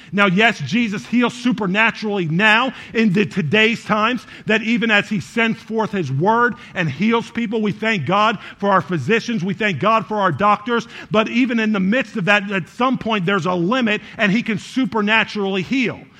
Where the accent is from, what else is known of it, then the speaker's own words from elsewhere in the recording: New York, United States; now in Chicago, United States; I was born in New York